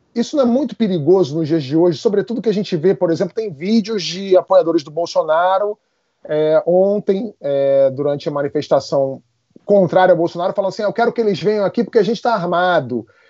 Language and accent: Portuguese; Brazil